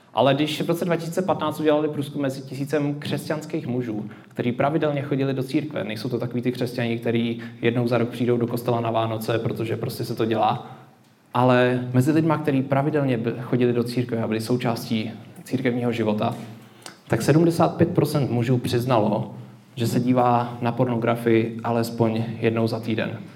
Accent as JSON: {"language": "Czech", "country": "Czechia", "said": "My jako Češi"}